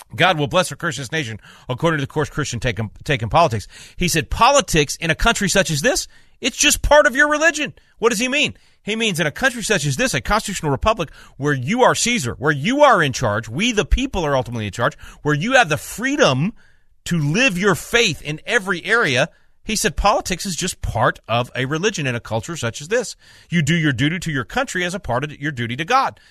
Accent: Little Rock, Arkansas, United States; moved away; I'm originally from Little Rock

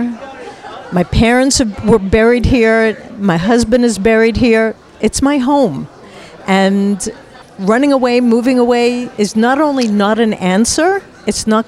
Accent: New York, United States; moved away as an adult; also born or lived in southern Israel; now in Israel; I was born in America, in New York, and I've lived in Israel for all of my adult life

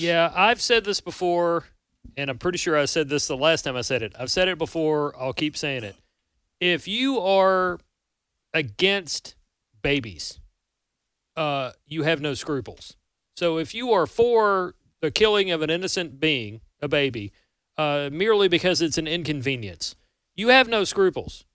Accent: Amory, Mississippi, United States; I'm actually from a town not far from here named Amory

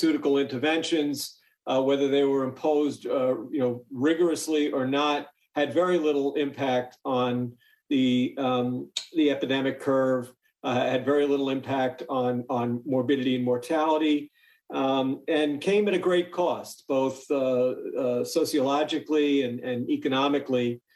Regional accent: New York, United States; I grew up in New York

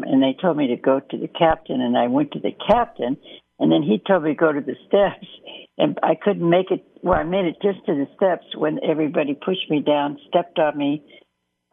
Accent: Boise, Idaho, United States; I'm from Boise and the events here are little

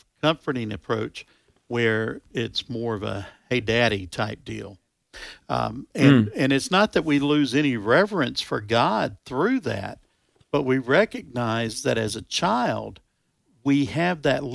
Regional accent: United States; as an American

